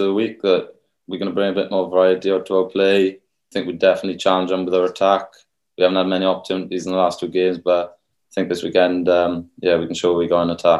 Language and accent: English; Rhondda, Wales, United Kingdom; Yeah, so I'm from the Rhondda, same rugby club as Thomas Williams, Chucky.